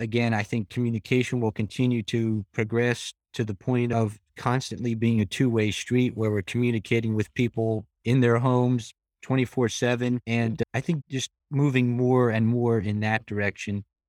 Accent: Frackville, Pennsylvania, United States; my hometown of Frackville

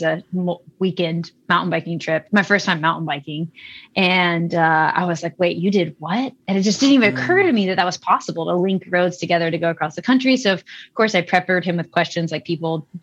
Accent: Tennessee, United States; moved away; I grew up in Tennessee.

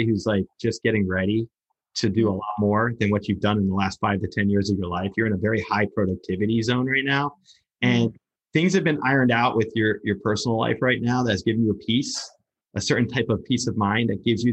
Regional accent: Lodi, New Jersey, United States; I'm from Lodi, New Jersey

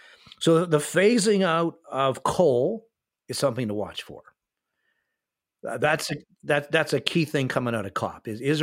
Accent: Canada; also born or lived in United States; spent half of my life in the United States and half of my life living in Canada. I'm a North American as a Canadian

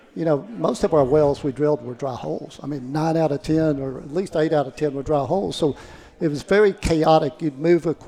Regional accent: Midland, Texas, United States; I grew up in Midland in the oil patch

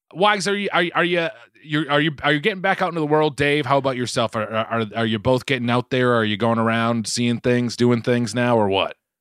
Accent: Boston, Massachusetts, United States; accent: Boston; my Boston accent has just creeped back so much

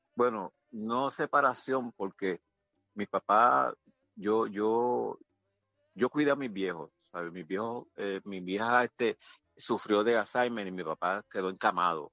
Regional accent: Puerto Rico; yo soy de Country Club

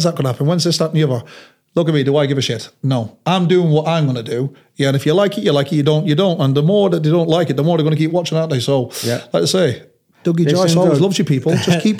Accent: Manchester, North West England, United Kingdom; we've got places where they're going to have them in the bars here in Manchester, my hometown.

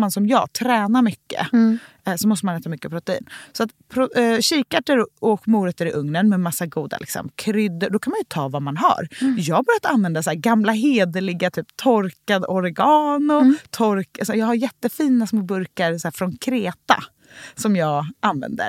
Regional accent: Gothenburg, Västra Götaland, Sweden; runt matbordet i Änggården där jag är uppvuxen i Göteborg

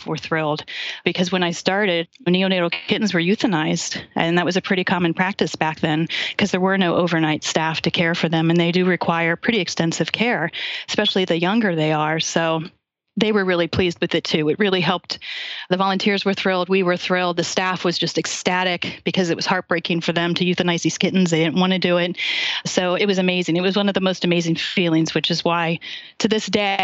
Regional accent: Ohio, United States; moved away as an adult; also born or lived in DC area; now in Washington, D.C. area, United States; I'm from Ohio originally

